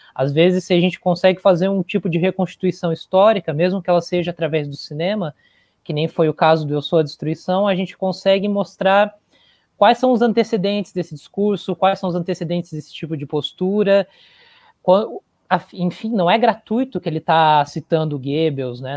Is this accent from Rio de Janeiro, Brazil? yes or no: no; Joinville, Santa Catarina, Brazil; moved away as an adult; also born or lived in Curitiba; eu sou de Joinville